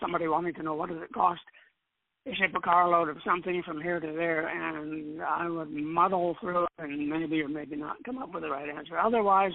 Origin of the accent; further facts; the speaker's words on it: Glendale, California, United States; I grew up in Southern California, Glendale, to be specific